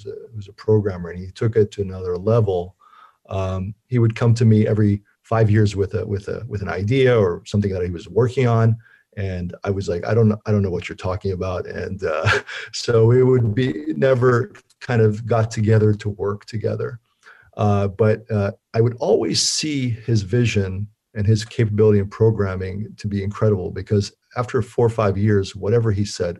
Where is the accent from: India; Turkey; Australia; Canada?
Turkey; moved away; I'm from Turkey originally and went back to my home country